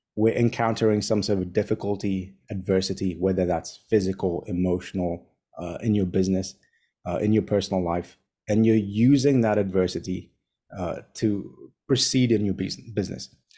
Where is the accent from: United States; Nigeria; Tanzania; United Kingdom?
Tanzania; also born or lived in Kenya; now in Hong Kong; born and raised in Tanzania, studied in Kenya. I now live in Hong Kong.